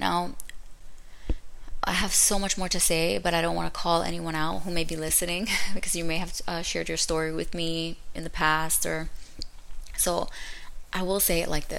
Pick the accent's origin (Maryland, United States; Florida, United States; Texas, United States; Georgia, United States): Florida, United States; Orlando; also born or lived in Brooklyn, New York; I'm just a girl from Brooklyn who moved to Orlando. I was raised in Orlando.